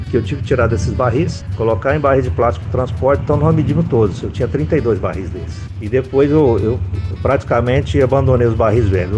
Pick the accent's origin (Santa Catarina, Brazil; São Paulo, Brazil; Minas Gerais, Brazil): Minas Gerais, Brazil; now in Paraíba, Brazil; Eu sou mineiro, então a gente tem a cultura de envelhecimento de cachaça